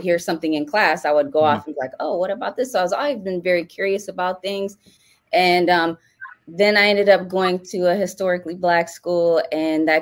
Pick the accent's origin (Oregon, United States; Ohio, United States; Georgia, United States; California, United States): Ohio, United States; Cleveland; I'm from Cleveland